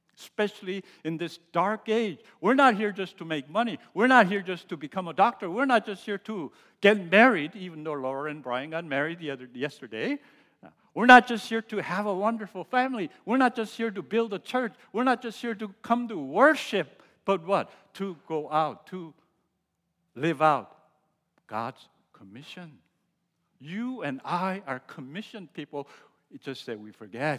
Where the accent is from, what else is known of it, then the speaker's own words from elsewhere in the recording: United States; As I was growing up in America and going through college